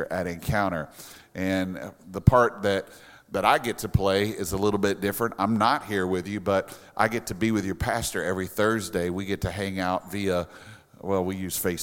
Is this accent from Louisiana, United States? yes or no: yes; Louisiana, United States; now in South Florida, United States; we're from Louisiana